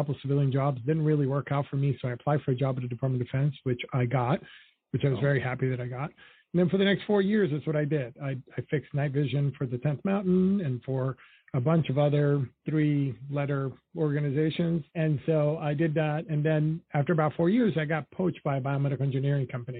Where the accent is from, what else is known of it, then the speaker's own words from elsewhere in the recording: New York City, New York, United States; also born or lived in Dominican Republic; So I grew up in Washington Heights in Harlem.